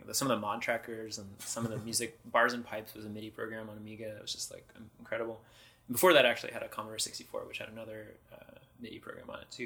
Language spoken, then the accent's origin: English; Bay Area, California, United States; also born or lived in San Francisco / Marin; I grew up in the Bay Area